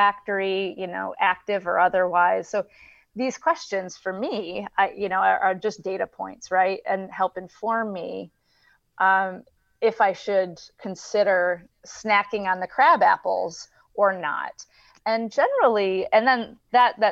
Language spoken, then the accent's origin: English; Flint, Michigan, United States; I'm from Flint, Michigan